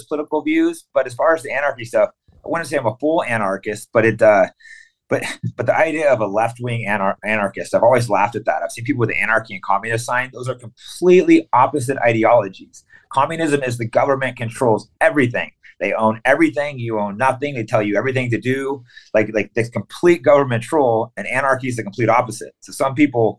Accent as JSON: {"language": "English", "region": "California", "country": "United States", "tie": "born or raised there", "also_born_or_lived": "Tennessee / San Francisco", "moved": "as an adult", "said": "I was born in Tennessee, but I moved to California at a young age"}